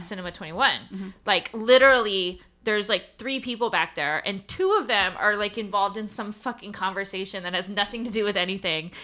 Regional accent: United States; I'm an American

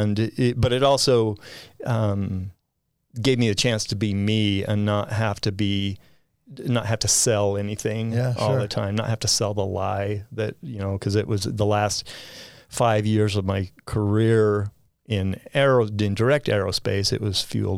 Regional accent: Spanish Fork, Utah, United States; now in Nevada, United States; I grew up in Spanish Fork, Utah

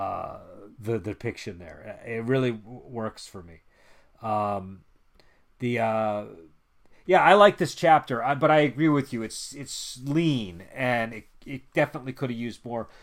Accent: United States; I'm an American, and I was, grew up in the nineties

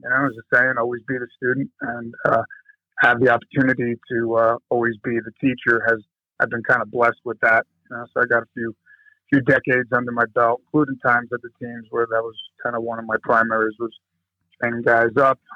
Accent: New Jersey, United States; I'm originally from East Coast, Jersey specifically. Uh, grew up there right across the river from Manhattan, Bronx, Brooklyn, Queens area there, but in, in Jersey

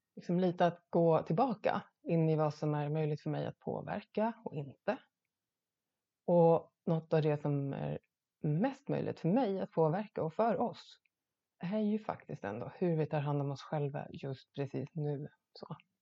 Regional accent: Gotland, Sweden; som gotlänning kan jag inte låta bli att tänka

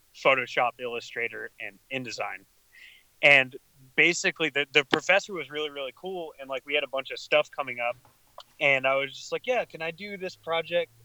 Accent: Lubbock, Texas, United States; I'm from Lubbock, like Texas

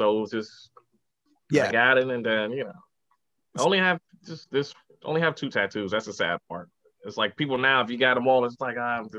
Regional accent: New York City, New York, United States; also born or lived in Manhattan, New York / Brooklyn, New York; I grew up in the Bronx

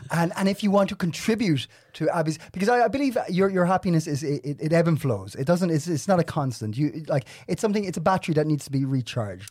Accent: Ireland; now in Denmark; I'm Irish

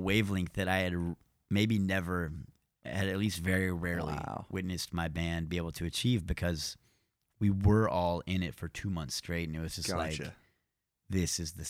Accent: Nashville, Tennessee, United States; Born and raised in Nashville.

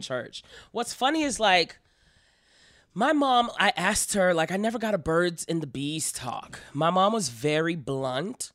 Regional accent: Miami, Florida, United States; I'm from Miami, Florida

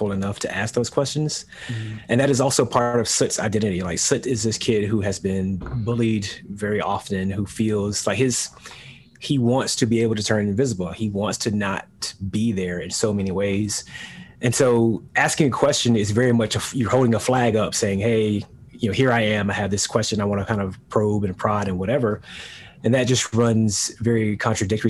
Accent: United States; this is the land of my parents and their parents and onward and onward

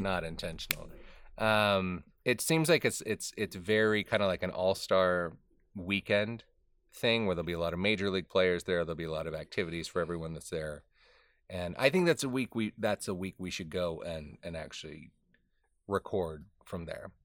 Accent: Southern California, United States; moved away; In Southern California, in the, in the little town that I grew up

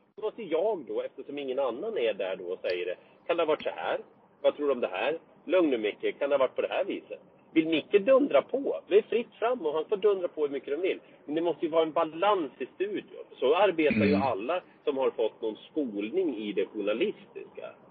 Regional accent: Vinnersjö, Gävleborg County, Sweden; also born or lived in Hedesunda; Jag är ju född i Vinnersjö, heter det. Det ligger okay. ingenstans egentligen. Det ligger mellan Hedesunda och Gysinge.

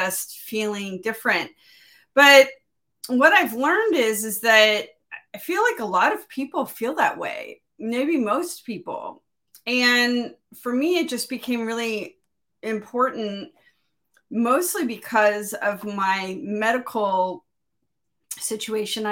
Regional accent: Miami, Florida, United States; also born or lived in Pacific Northwest; now in Midwest, United States; I grew up in Miami

